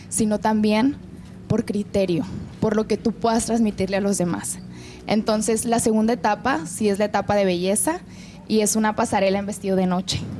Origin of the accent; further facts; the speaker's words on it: Mazatlán, Sinaloa, Mexico; Bueno, hola … soy reina del Carnaval en Mazatlán 2024.